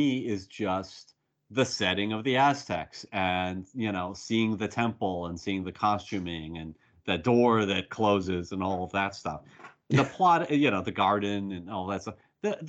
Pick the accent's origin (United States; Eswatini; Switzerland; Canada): United States; my response as an American